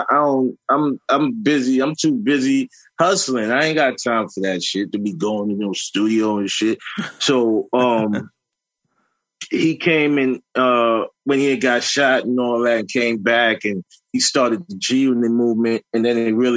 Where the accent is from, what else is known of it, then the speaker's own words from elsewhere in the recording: New York City, New York, United States; I grew up in Southside Jamaica, Queens